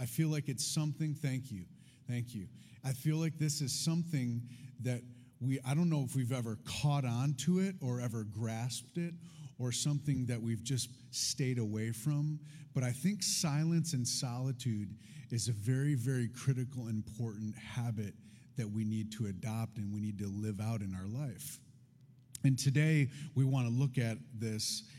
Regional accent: Detroit, Michigan, United States; I come from Detroit

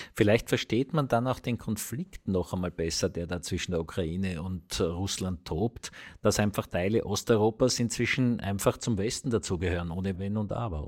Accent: Vienna, Austria; wir als Wiener

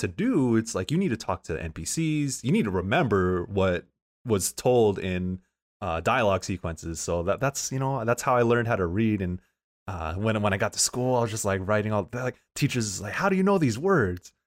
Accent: San Diego, California, United States; moved away as an adult; now in San Francisco, United States; I'm from Southeast San Diego

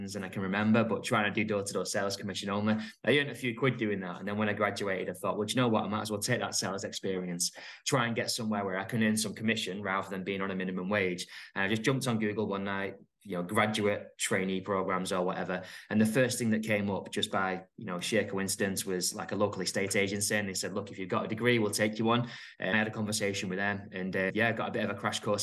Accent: Middleton, North West England, United Kingdom; moved away as an adult; also born or lived in Fylde, Lancashire; now in Elswick, United Kingdom; I grew up in a place called Middleton in Manchester, sort of near like Oldham way.

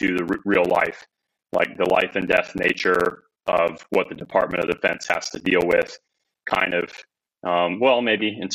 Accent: Northern Alabama, United States; I was born and raised in Northern Alabama

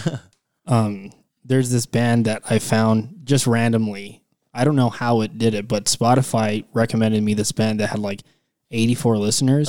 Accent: El Paso, Texas, United States; moved away; I'm originally from El Paso

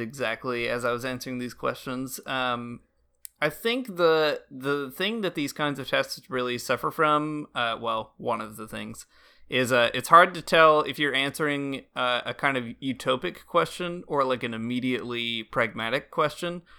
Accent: United States; moved away as an adult; now in Canada; being an American living abroad

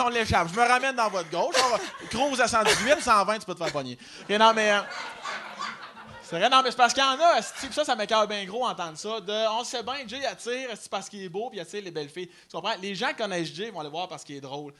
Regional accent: Chaudière-Appalaches, south of Quebec City, Canada; Moi, je viens euh, sud de Québec. Fait moi, c'est dans Chaudière-Appalaches, comme Lobinière, Lévis

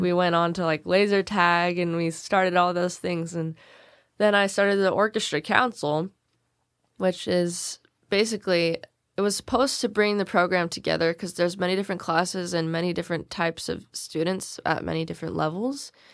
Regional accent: Selmer, Tennessee, United States; I was born in Salem. I've grown up, uh, here my whole life

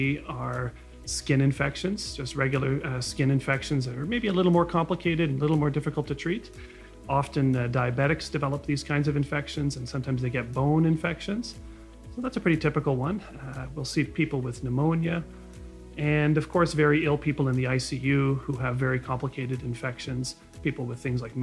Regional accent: Mississauga, Ontario, Canada; I was born and raised in Mississauga.

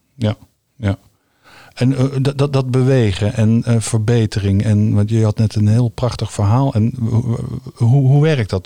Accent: The Hague, South Holland, Netherlands; ik kom uit Den Haag.

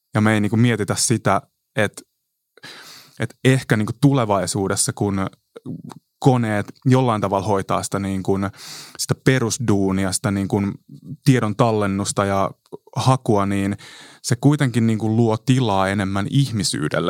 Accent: Kotka, Kymenlaakso, Finland; mä oon Kotkasta 90-luvulla kasvanut

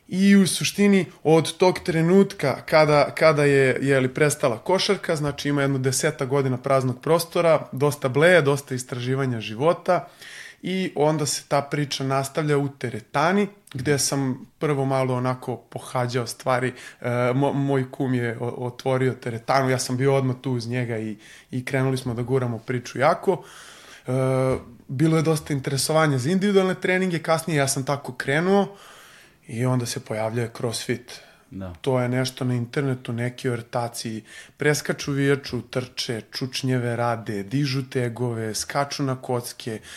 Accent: Belgrade, Serbia; Beogradsko sam dete, Aha. ceo život sam živeo na Vračaru

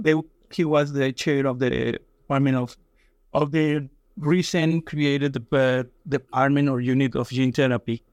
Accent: Colombia; English is a second language; moved away; I was born in Colombia, and I went to a school of medicine in Colombia

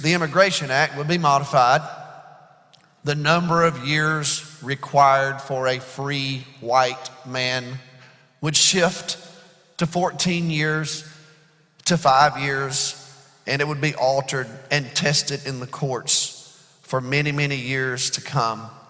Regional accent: Birmingham, Alabama, United States; I was reared in Birmingham, Alabama, during the civil rights era.

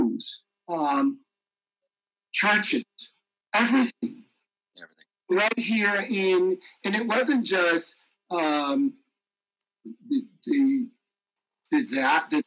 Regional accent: North Carolina, United States; I grew up in North Carolina

